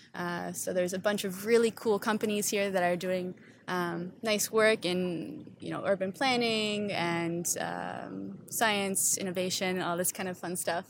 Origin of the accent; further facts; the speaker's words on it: Stoney Creek, Ontario, Canada; moved away as an adult; also born or lived in Toronto; now in Amsterdam, Netherlands; so I'm originally from Stony Creek, Ontario